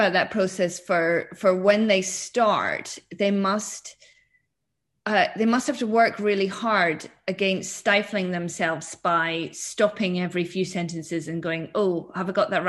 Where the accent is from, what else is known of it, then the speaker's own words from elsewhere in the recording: Scotland, United Kingdom; I was brought up in Scotland